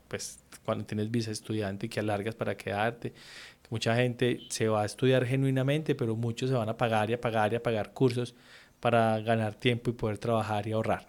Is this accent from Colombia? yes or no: yes; Colombia; moved away as an adult; yo soy más colombiano que un berraco y me encanta la esquina y me encanta el parche de barrio